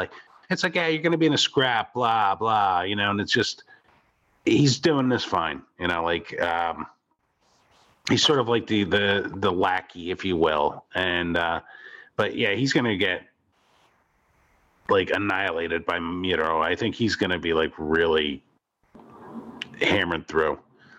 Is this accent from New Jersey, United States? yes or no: yes; New Jersey, United States; moved away; we're from originally from Jersey